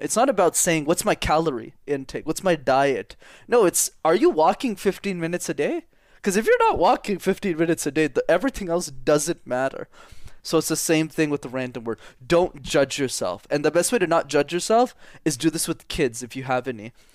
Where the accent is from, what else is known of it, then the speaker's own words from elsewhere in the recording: Montreal, Quebec, Canada; first language English; I'm fluent in French is because I grew up in Montreal in Canada.